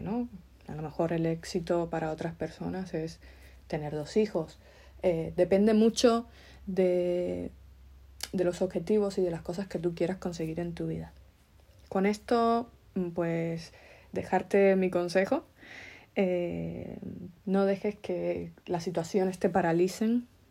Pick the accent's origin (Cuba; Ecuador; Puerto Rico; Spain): Cuba; moved away; nosotros, mm, emigrantes que venimos de Cuba